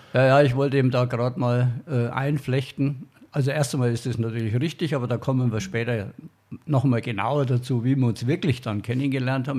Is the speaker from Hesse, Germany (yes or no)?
no; Franconia, Bavaria, Germany; Als Franke